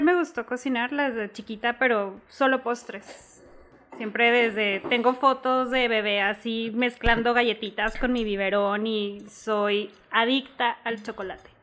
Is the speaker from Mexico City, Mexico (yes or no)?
no; Chihuahua, Mexico; also born or lived in El Paso, Texas, United States; prácticamente nada más nací allá y toda mi vida he crecido, he estudiado aquí en Chihuahua